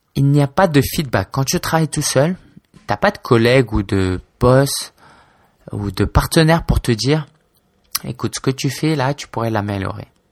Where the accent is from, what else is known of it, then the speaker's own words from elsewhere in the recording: Paris, Île-de-France, France; also born or lived in Spain / China; je suis français d'origine chinoise. J'ai 26 ans, je vis à Paris, où j'ai toujours vécu